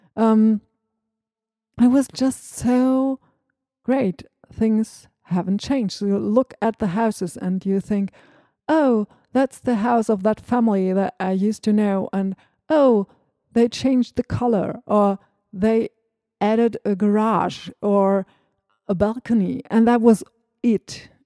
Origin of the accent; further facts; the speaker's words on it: Northern Germany, Germany; first language German; English is a second language; I'm from Northern Germany